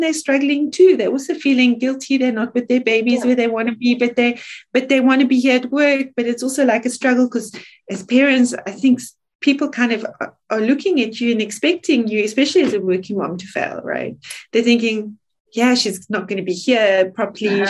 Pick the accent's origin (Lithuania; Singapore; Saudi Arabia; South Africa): South Africa; moved away as an adult; now in Switzerland; I'm South African. I am South African. It's what I am. I live here 20 years